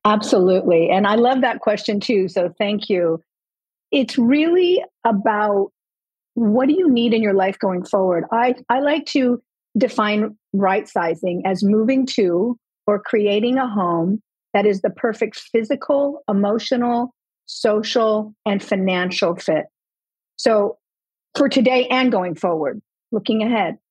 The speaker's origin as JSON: {"language": "English", "region": "Southern California", "country": "United States", "tie": "born or raised there", "also_born_or_lived": "Colorado", "moved": "as an adult", "lives_now": "Florida, United States", "said": "we were born and raised in Southern California"}